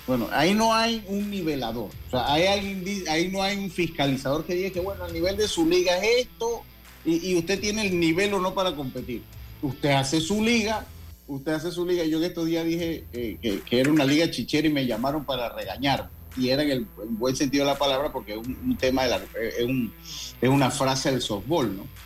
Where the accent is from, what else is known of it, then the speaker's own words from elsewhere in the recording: Dominican Republic; no, no, somos dominicanos